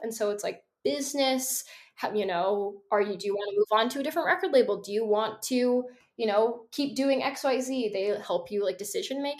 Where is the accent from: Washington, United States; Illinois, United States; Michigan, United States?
Washington, United States; Seattle; born or raised there